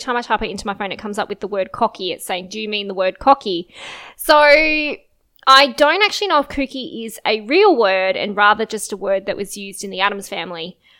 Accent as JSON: {"language": "English", "country": "Australia", "accent": "Australian", "said": "I also have an Australian accent"}